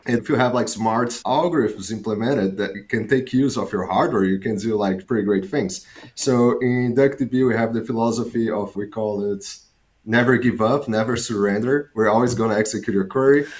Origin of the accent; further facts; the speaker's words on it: Fortaleza, Ceará, Brazil; moved away as an adult; also born or lived in south of Brazil; now in Amsterdam, Netherlands; I'm Brazilian. I was born in Brazil. I lived my whole life in Brazil. I did my undergrads in computer science in Fortaleza, which is the city that I was born